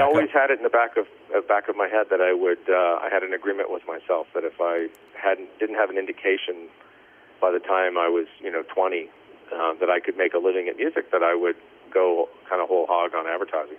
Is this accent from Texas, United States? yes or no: yes; El Paso, Texas, United States; moved away; also born or lived in Raleigh, North Carolina; I actually grew up in El Paso, Texas, um, West Texas